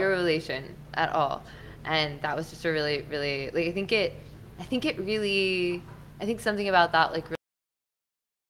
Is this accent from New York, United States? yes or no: no; Texas, United States; moved away as an adult; also born or lived in California; as a Texan.